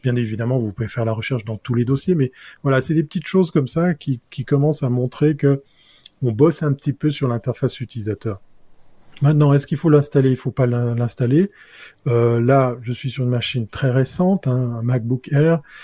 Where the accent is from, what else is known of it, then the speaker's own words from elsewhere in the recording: German-speaking Switzerland, Switzerland; je suis suisse allemand